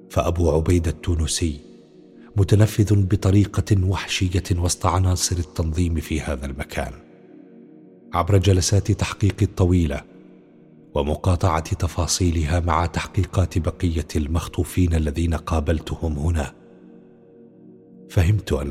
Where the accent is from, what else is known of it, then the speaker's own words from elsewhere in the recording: Qaboun, Damascus Governorate, Syria; انا انا من القابون شيخي آه، الحي اللي كان مع الثورة من أول يوم